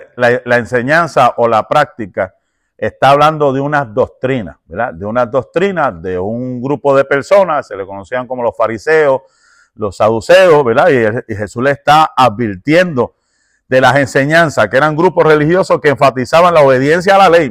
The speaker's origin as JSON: {"language": "Spanish", "country": "Puerto Rico", "said": "yo soy puertorriqueño"}